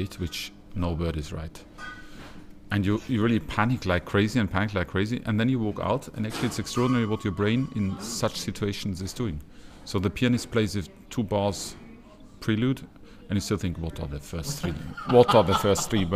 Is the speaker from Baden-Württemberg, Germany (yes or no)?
no; Regensburg, Bavaria, Germany; my hometown, Regensburg